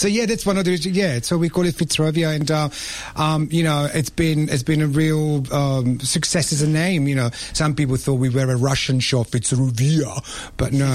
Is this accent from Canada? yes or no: no; Rome, Lazio, Italy; also born or lived in London, United Kingdom; now in Melbourne, Australia; Now I'm Italian. I'm from Rome.